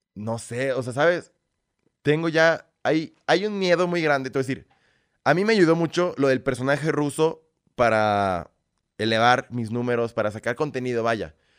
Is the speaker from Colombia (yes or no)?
no; Mexico; also born or lived in Belarus; Aquí los mexicanos siempre vamos a apoyar a nuestra gente primero